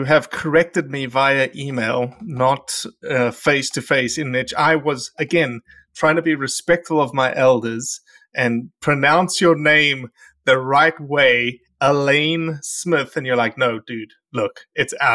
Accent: Australia; moved away as an adult; now in United States; I had to fly back to Australia to see the family

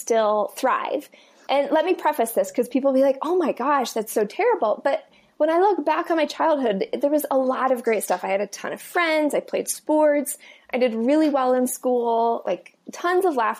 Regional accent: Iowa, United States; moved away as an adult; also born or lived in Colorado; I grew up in Iowa, Midwest

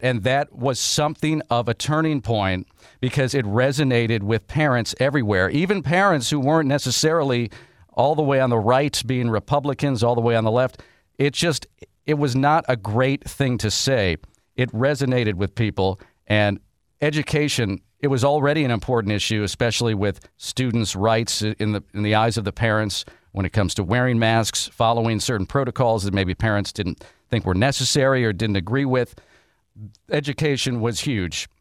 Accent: Wisconsin, United States; moved away; my home state of Wisconsin

